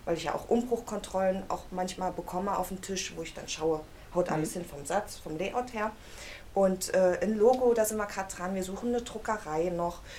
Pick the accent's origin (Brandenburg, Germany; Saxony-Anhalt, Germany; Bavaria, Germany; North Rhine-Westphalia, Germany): Saxony-Anhalt, Germany; Halle; Ich komme aus Halle